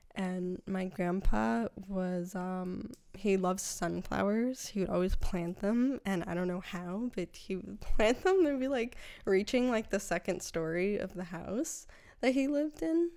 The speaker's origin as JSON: {"language": "English", "region": "Connecticut", "country": "United States", "also_born_or_lived": "New York", "moved": "yes", "said": "I'm originally from Connecticut"}